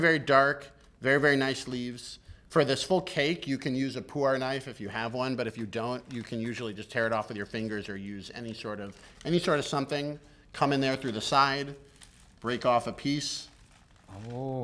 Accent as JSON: {"language": "English", "town": "Boston", "region": "Massachusetts", "country": "United States", "tie": "born or raised there", "also_born_or_lived": "Beijing", "moved": "as an adult", "said": "you came up in the Boston scene, which, oh, is, yeah. which is my hometown"}